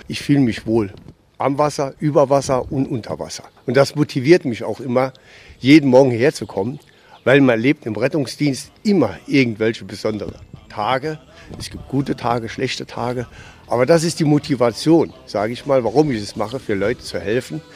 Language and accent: German; Saarland, Germany; Ich bin ein richtiger waschechter Saarländer